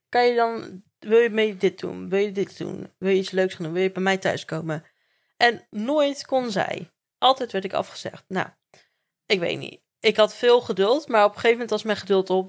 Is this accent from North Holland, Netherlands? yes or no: no; Werkendam, North Brabant, Netherlands; also born or lived in Gorinchem; ik ben geboren in Gorkum in het ziekenhuis, maar ik heb gewoon heel mijn leven in Werkendam gewoond